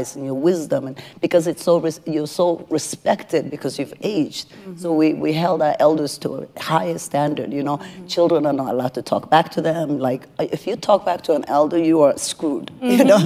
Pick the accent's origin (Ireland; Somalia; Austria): Somalia; moved away; I'm from Somalia originally